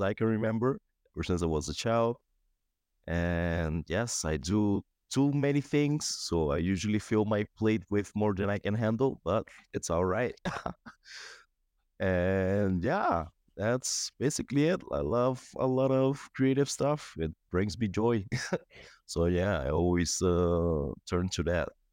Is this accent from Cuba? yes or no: yes; Cuba; also born or lived in Aruba; now in Bulgaria; I'm from Cuba basically passed few through a few countries, lived in Aruba in the past